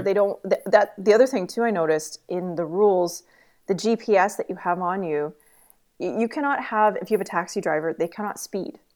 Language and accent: English; Canada; I'm Canadian